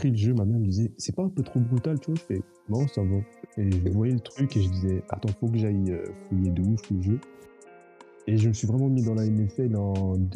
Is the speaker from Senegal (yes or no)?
yes; Senegal; now in France; je venais du Sénégal, là ça fait 11 ans que je suis là en France